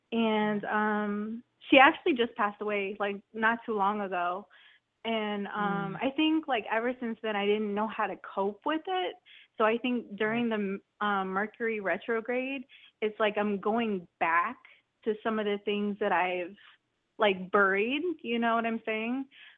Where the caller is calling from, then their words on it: New Port Richey, Florida, United States; I'm calling from Newport Richey.